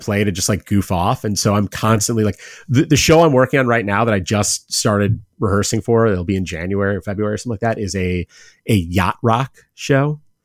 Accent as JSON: {"language": "English", "town": "Cleveland", "region": "Ohio", "country": "United States", "said": "I'm from Cleveland, I'm a Guardians fan"}